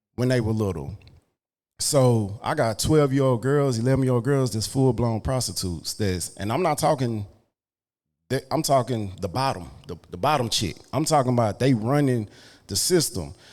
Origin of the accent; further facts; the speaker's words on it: Dallas, Texas, United States; I grew up in Oak Cliff